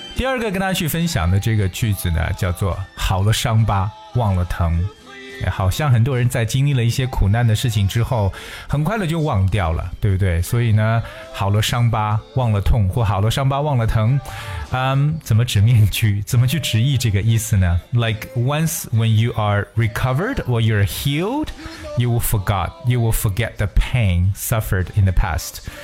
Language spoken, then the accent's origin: Chinese; China; 我们中国人常说啊